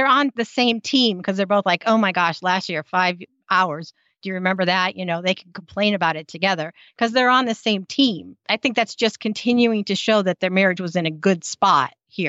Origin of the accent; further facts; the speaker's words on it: United States; accent: American; because I'm American.